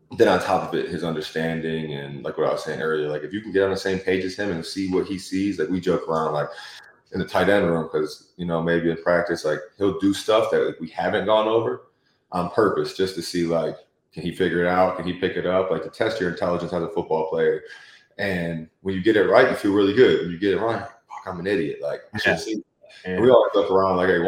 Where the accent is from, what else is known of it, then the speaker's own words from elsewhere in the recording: Detroit, Michigan, United States; moved away; I grew up in Metro Detroit